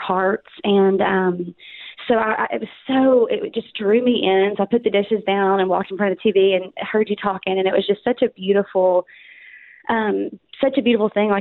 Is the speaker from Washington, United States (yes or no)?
no; Arkansas, United States; accent: Southern; moved away as an adult; now in Dallas, United States; I'm from Arkansas, born and raised, moved to Texas 13 years ago